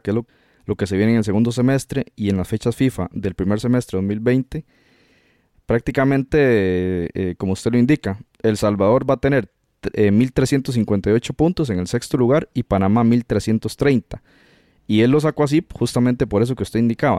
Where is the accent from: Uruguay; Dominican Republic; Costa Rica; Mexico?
Costa Rica; nosotros como costarricenses